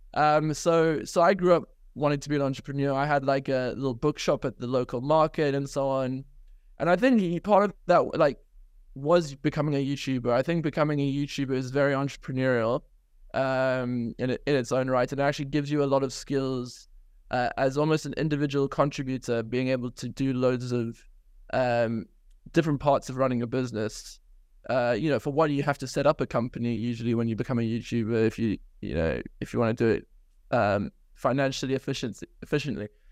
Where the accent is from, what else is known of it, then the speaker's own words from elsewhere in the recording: South Africa; now in United Kingdom; I grew up in South Africa, had an incredible childhood